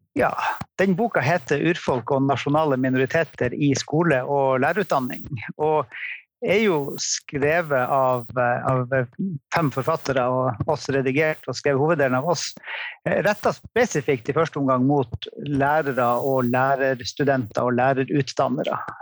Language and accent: Norwegian; Tromsø area, Norway; Jeg er fra Tromsø-området